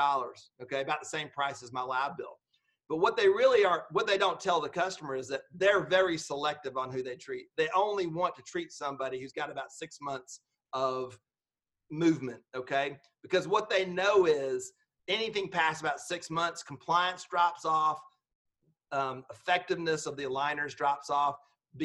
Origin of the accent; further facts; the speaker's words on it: Georgia, United States; I'm just from Georgia